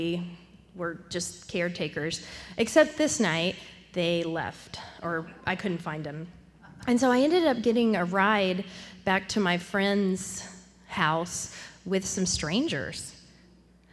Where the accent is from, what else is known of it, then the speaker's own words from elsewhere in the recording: Temple, Texas, United States; I'm from Temple, which is about an hour north of Austin